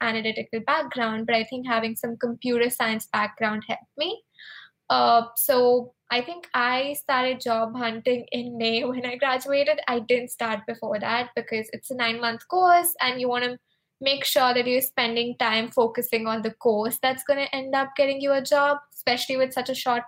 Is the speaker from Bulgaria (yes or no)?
no; India; moved away as an adult; also born or lived in Arizona, United States; now in San Francisco, United States; I am actually from India, and I moved to the US 2 years ago